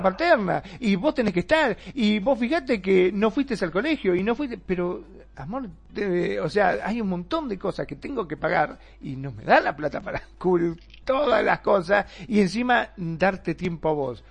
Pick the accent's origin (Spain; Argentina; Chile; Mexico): Argentina; aquí en, Argentina, en mi país